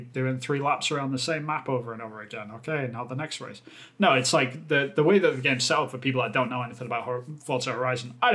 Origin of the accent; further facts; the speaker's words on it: England, United Kingdom; moved away; I'm obviously from England, but I don't live there at the moment